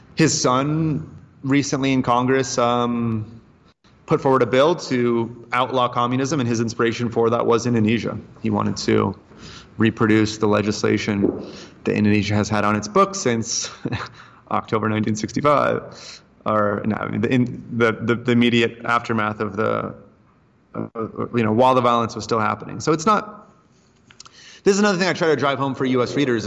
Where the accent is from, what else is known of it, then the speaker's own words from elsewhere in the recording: United States; moved away; also born or lived in Asia / Brazil; as an American